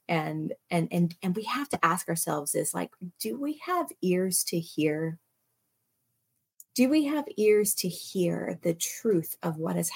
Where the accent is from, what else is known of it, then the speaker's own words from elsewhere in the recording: United States; when you're American